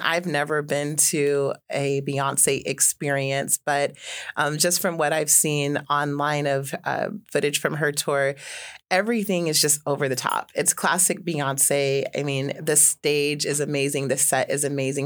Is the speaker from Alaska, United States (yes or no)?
yes; Juneau, Alaska, United States; I grew up here in Juneau